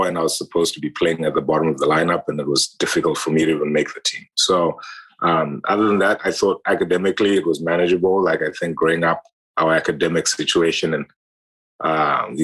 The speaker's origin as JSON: {"language": "English", "region": "Harare", "country": "Zimbabwe", "tie": "born or raised there", "moved": "yes", "said": "I grew up in Zimbabwe, in Harare, Zimbabwe, the capital city."}